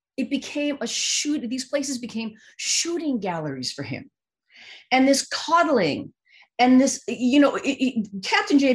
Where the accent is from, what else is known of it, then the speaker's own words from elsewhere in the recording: Canada; I'm Asian Canadian